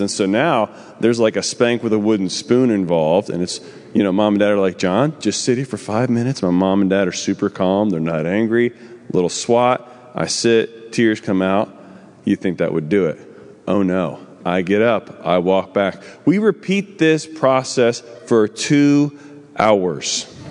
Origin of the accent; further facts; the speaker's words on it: New Jersey, United States; I'm from New Jersey.